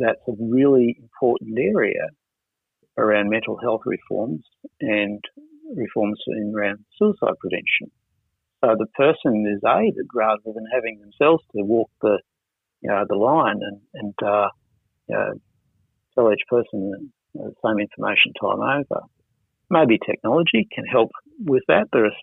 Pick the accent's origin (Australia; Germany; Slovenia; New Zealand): Australia; Wollongong, New South Wales; when I was a kid growing up in Wollongong